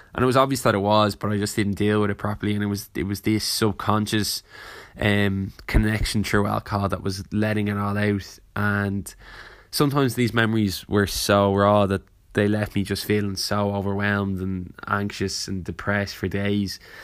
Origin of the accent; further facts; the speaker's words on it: Ireland; growing up in Ireland